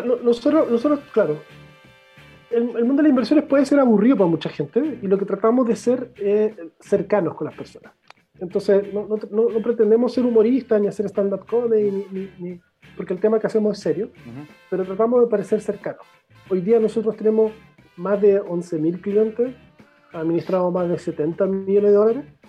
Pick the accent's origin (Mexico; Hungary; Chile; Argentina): Chile; yo, soy de Portón, yo soy del otro extremo de, del país